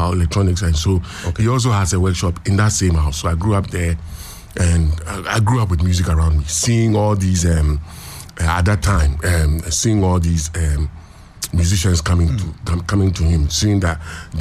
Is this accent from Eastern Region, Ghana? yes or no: no; Accra, Greater Accra, Ghana; I was a child just growing up in Accra.